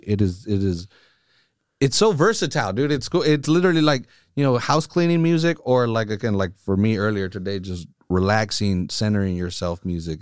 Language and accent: English; Salinas, California, United States; born and raised here in Salinas. I'm, like, freaking towny